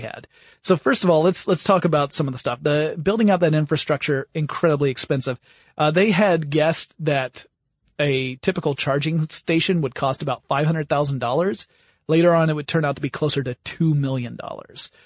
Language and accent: English; United States; being American